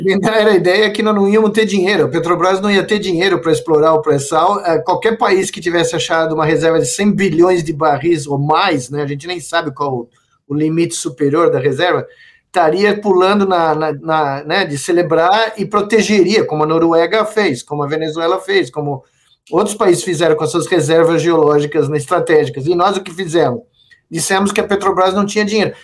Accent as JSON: {"language": "Portuguese", "country": "Brazil", "said": "como brasileiro"}